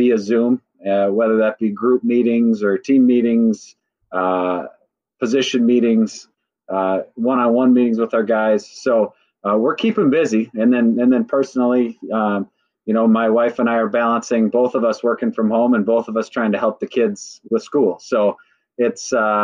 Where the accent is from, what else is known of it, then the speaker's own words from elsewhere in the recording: Burnsville, Minnesota, United States; I grew up in Minnesota, I went to Burnsville High School and graduated in 98